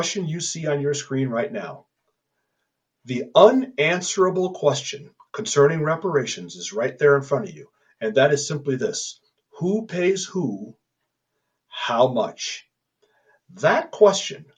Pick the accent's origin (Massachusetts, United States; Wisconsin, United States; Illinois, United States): Illinois, United States; born or raised there; also born or lived in California; now in Colorado, United States